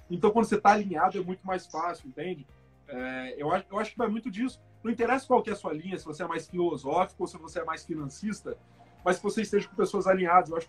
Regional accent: Guarapari, Espírito Santo, Brazil; born there; Mas eu nasci em Guarapari, meus pais moram lá até hoje.

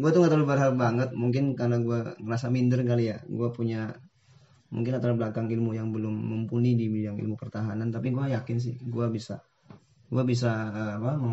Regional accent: Tegal, Central Java, Indonesia; gua berasal dari Tegal. Ya. Kalau lo tahu Tegal itu dari daerah Jawa Tengah.

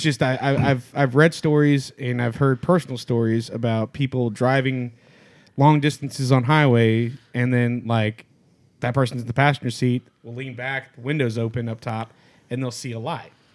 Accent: Louisiana, United States; I'm from Louisiana

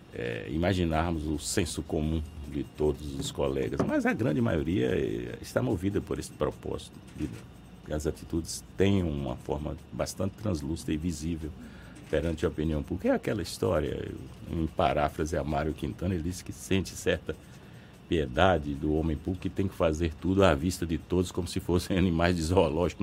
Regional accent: Bahia, Brazil; sou interiorano, conheço a realidade interiorana

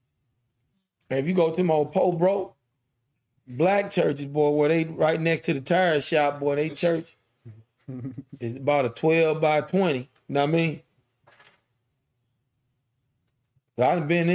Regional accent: St. Louis, Missouri, United States; We grew up in St. Louis.

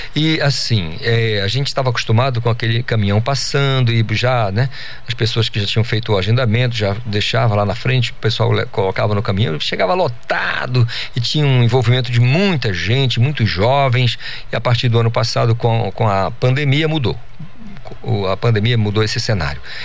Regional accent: Amazon, Brazil; eu sou amazônida e adoro morar aqui na Amazônia

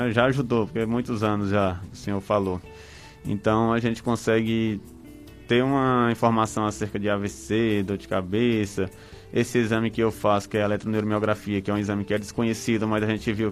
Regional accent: Brejo Santo, Ceará, Brazil; E Brejo Santo, eu sou de Brejo Santo

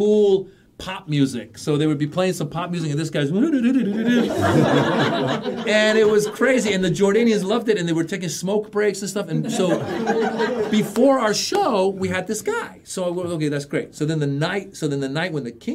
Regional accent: United States; also born or lived in Iran; being an immigrant, growing up in America as an immigrant

